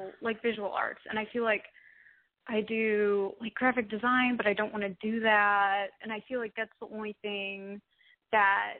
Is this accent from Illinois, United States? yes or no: yes; Chicago, Illinois, United States; I'm from Chicago